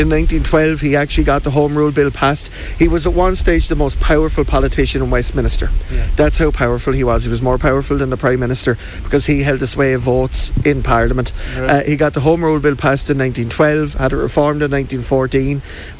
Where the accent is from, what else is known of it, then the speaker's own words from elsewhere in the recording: Wexford, Leinster, Ireland; I was born in Wexford, I'm reared in Wexford, I'll die in Wexford, there's no doubt about that.